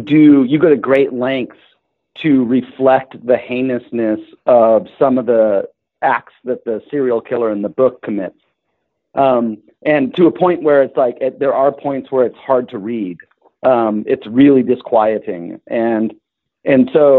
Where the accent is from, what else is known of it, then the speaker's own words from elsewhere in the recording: Los Angeles, California, United States; I grew up in Los Angeles, landed here after my dad retired from the military when I was about 5